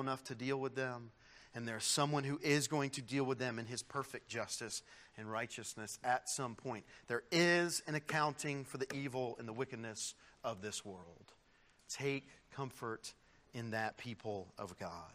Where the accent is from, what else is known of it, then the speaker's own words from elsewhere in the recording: United States; as an American citizen